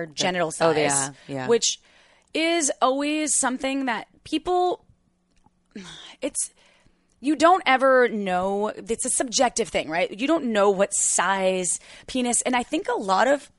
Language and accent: English; Wisconsin, United States; I was born in July in Wisconsin